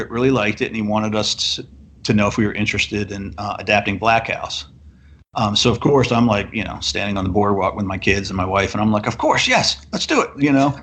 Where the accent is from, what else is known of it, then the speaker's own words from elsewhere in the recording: Edgewood, Maryland, United States; we grew up together in Edgewood